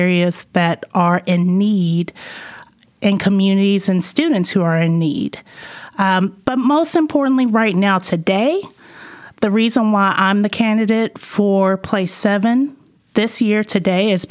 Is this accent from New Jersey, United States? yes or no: no; Arlington, Virginia, United States; moved away as an adult; also born or lived in California / North Carolina / Tulsa, Oklahoma; I'm from this area. I grew up in Arlington mostly